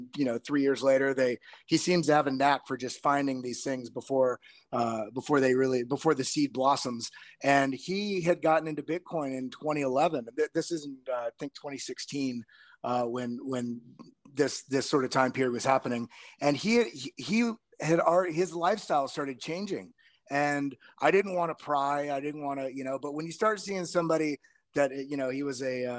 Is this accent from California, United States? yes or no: no; Texas, United States; now in New York, United States; I'm originally from Texas. I've been living up here in New York for quite a while